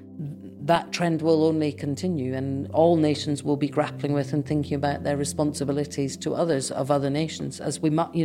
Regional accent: Edinburgh, Scotland, United Kingdom; moved away as an adult; also born or lived in Manchester; now in Bradford, United Kingdom; So I was born in Edinburgh. I am a Scot, but I'm, you know, increasingly a Yorkshire Scot

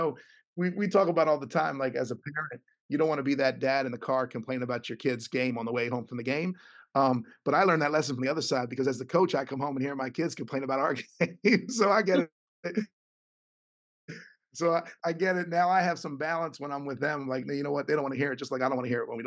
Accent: Philadelphia, Pennsylvania, United States; I get to coach college basketball in my hometown.

